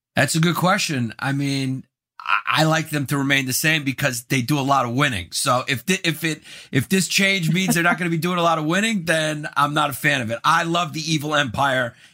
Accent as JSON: {"language": "English", "region": "New York", "country": "United States", "said": "I'm from New York."}